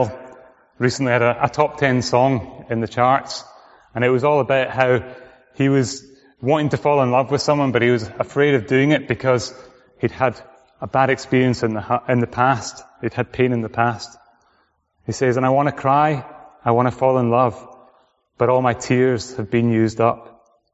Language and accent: English; Orkney, Scotland, United Kingdom; moved away; I came from Orkney, which is right at the top.